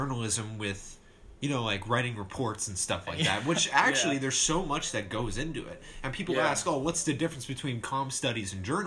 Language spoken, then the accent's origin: English; Warren, Ohio, United States; I'm from Warren, Ohio. Based in Warren, Ohio